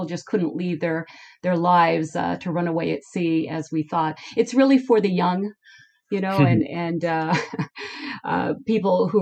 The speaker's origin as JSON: {"language": "English", "town": "Phoenix", "region": "Arizona", "country": "United States", "tie": "born or raised there", "said": "I actually grew up in the desert. So I was born and raised in Phoenix, Arizona."}